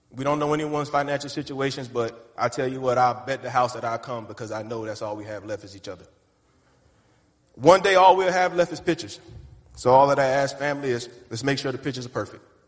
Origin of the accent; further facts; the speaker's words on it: the Carolinas, United States; I'm from Carolina, so we walk around and do this to everybody